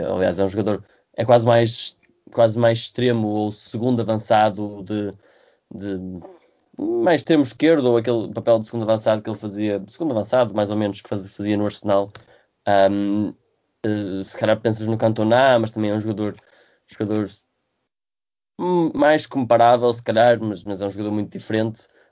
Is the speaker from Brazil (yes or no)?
no; Portugal; como português